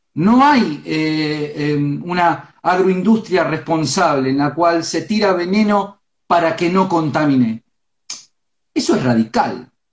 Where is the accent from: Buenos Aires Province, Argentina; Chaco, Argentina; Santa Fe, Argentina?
Buenos Aires Province, Argentina; Florentino Ameghino; yo soy del pueblo de Ameguino, yo me crié en el campo